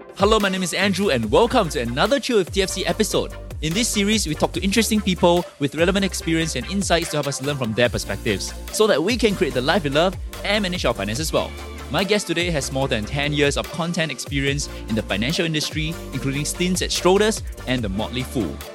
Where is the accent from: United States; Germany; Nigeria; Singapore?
Singapore; As Singaporean retail investors